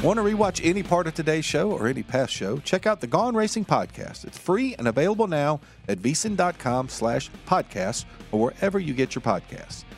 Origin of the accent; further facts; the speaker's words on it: Martinsville, Virginia, United States; the Paperclip in my hometown of Martinsville, Virginia.